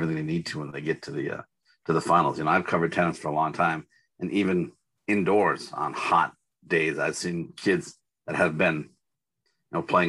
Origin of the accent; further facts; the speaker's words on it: Minnesota, United States; I'm Minnesotan through and through.